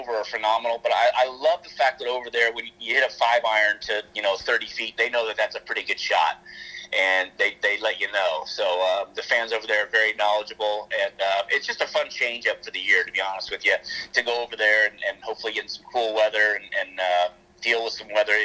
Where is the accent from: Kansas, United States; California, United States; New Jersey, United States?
California, United States; Sacramento; growing up, most of my time was spent at Hagen Oaks